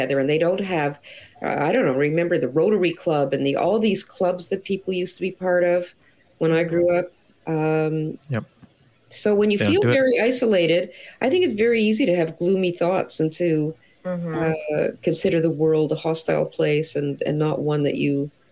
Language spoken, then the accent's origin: English; Toronto, Ontario, Canada; now in Montreal, Canada; I live in Montreal, but I grew up in Toronto.